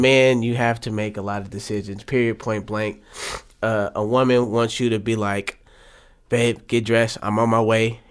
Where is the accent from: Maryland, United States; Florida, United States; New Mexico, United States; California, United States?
California, United States; Oakland; I'm from West Oakland, born and raised